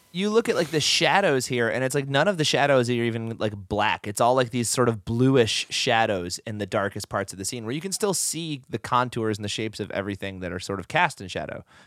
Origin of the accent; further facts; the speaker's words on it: Oneida, New York, United States; Oneida Silver was made in my hometown